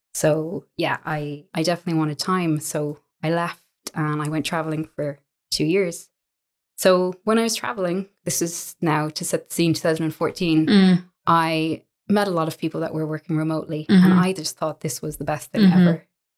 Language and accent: English; Ireland; also born or lived in Jeddah, Saudi Arabia; So I'm from Ireland. I grew up in Jeddah in the Middle East for the bulk of my schooling.